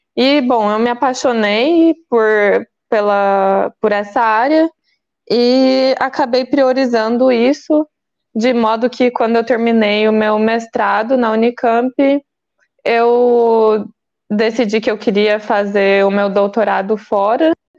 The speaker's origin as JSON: {"language": "Portuguese", "region": "Goiás", "country": "Brazil", "also_born_or_lived": "Campinas", "moved": "yes", "said": "eu também sou, né, goiana do pé rachado"}